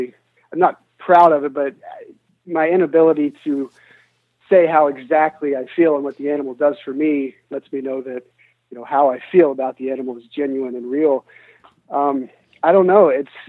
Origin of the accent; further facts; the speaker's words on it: United States; we come from the United States, and here in the Western world, I mean, there's just so much that we take for granted.